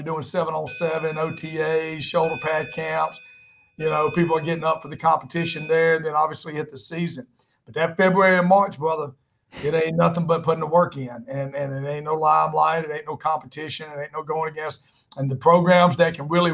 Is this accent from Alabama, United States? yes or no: yes; South Alabama, United States; now in South Georgia, United States; I grew up in South Alabama, too